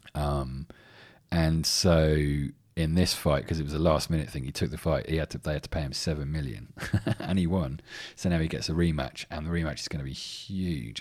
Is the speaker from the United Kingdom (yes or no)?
yes; England, United Kingdom; I'm English